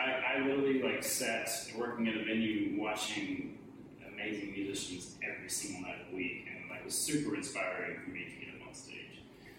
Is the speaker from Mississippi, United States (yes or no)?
no; Austin, Texas, United States; where we are physically right now is, like, right. Like exactly where I grew up, and it has changed.